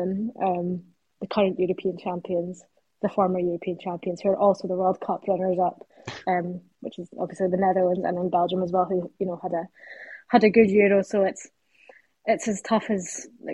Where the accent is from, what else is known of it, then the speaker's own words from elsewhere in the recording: Brechin, Scotland, United Kingdom; I'm from Brecon